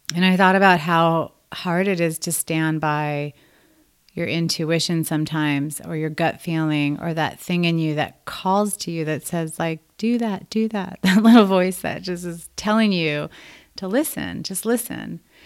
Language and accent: English; Los Angeles, California, United States; I was born and raised in Los Angeles.